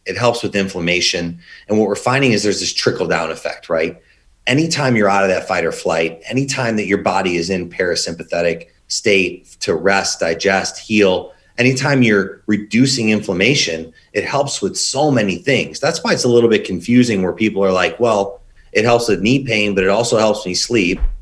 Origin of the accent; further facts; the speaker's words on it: Chicago, Illinois, United States; also born or lived in Indiana; born and raised in Chicago